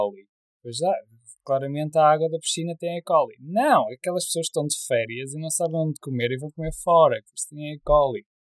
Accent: Porto, Norte, Portugal; eu nasci no Porto

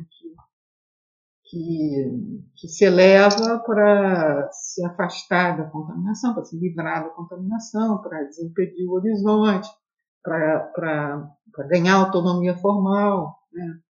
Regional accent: Rio de Janeiro, Brazil; E, bom, eu sou do Rio de Janeiro, né, venho de uma, uma tradição aqui modernista em que o piloti é muito forte

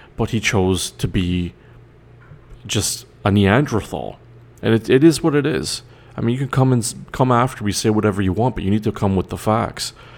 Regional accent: Canada; I'm Canadian

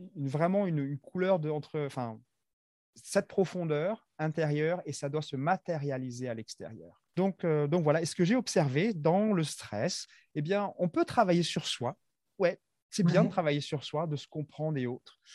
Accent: Madagascar; moved away as an adult; now in France; je suis originaire de Madagascar

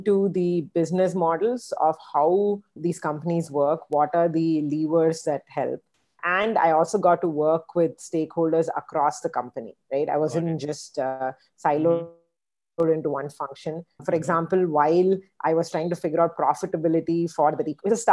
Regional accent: Chennai, Tamil Nadu, India; moved away; also born or lived in United States; I am from Chennai, you know, my family's from Chennai.

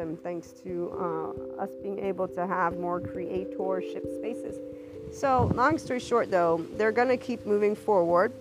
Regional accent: United States; to me as an American, because that's what they see me as an American, even if I have an Italian background

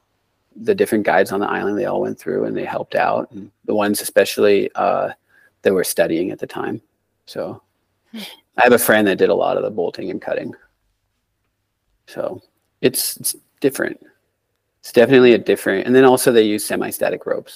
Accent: Snohomish County, Washington, United States; also born or lived in Omak, Washington / Seattle, Washington; That's where I was born. I was born in Omak, on the east side. I grew up, went to school in Snohomish County, graduated college in Seattle at UW.

